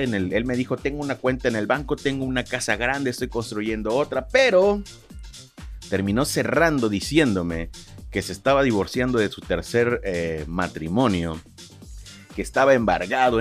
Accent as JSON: {"language": "Spanish", "town": "Lerdo de Tejada", "region": "Veracruz", "country": "Mexico", "tie": "born or raised there", "said": "Yo soy nacido en Ciudad Lerdo de Tejada, Veracruz."}